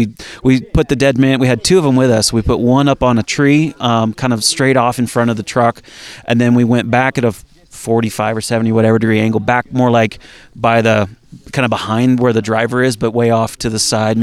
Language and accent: English; Atlanta, Georgia, United States; now in San Diego, United States; Well, I grew up in the, I say Deep South. I grew up in the Atlanta area.